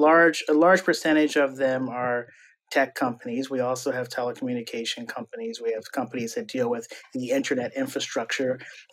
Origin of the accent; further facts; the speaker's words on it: Pittsburgh, Pennsylvania, United States; As I mentioned, I was born and grew up in Pittsburgh, Pennsylvania. Had an interesting background in that I was in the International Baccalaureate program there in Pittsburgh. So it allowed me to become fluent in Spanish.